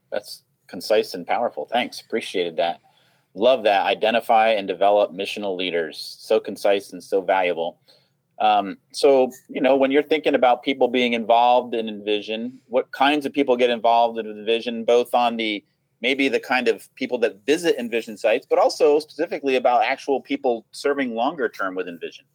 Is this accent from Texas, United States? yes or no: no; Rhode Island, United States; my home state of Rhode Island, Providence.